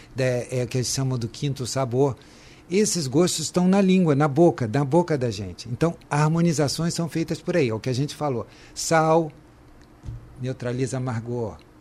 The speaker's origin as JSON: {"language": "Portuguese", "country": "Brazil", "said": "fazemos a diferença como brasileiros, né? Eu tenho muito orgulho de ser brasileiro"}